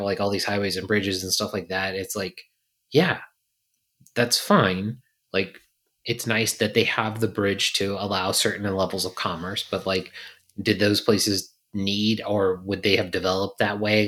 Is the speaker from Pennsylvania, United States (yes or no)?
no; Virginia, United States; moved away; I grew up in a city that, you know, when I think I was born, there was two hundred fifty thousand people